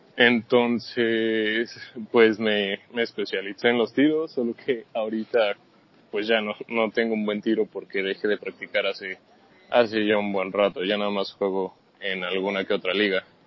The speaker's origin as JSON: {"language": "Spanish", "country": "Mexico", "said": "Yo soy de acá de México"}